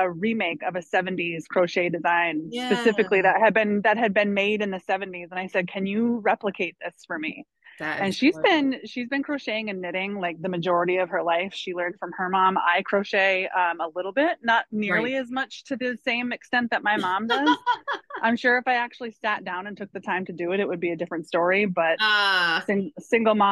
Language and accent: English; Maine, United States; living and growing up in Maine